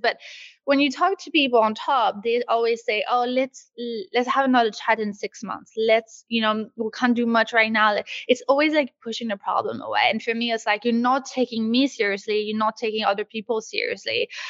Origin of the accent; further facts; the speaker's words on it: Quebec, Canada; also born or lived in Los Angeles / London; now in Paris, France; I moved obviously from Quebec to LA to London, and then I did London to Paris.